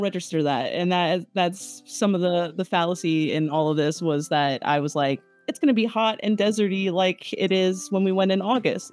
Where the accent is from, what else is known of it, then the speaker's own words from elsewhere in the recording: Hawaii, United States; now in Los Angeles, United States; I'm originally from Hawaii and um uh, I live in the LA now